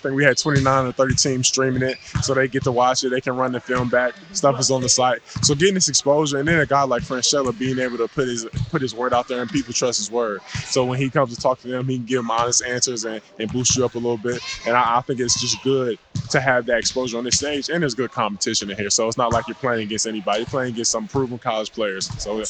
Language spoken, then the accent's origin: English; Ohio, United States; I'm from Ohio